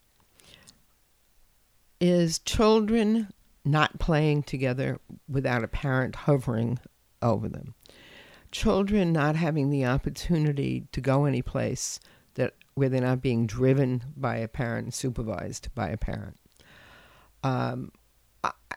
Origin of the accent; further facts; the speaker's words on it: New York City, New York, United States; I grew up in New York City and I was a latchkey kid. And growing up, I grew up in the Bronx